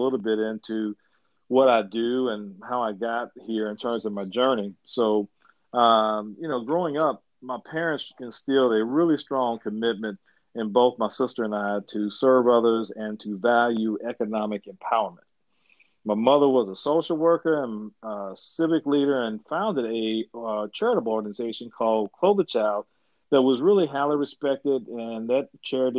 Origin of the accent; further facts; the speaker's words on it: Louisville, Kentucky, United States; I'm from Louisville, Kentucky, home of Muhammad Ali